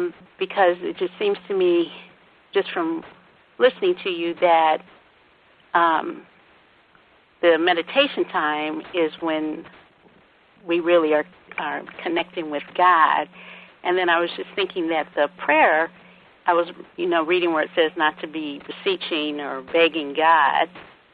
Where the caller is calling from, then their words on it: Decatur, Georgia, United States; I'm calling from Georgia.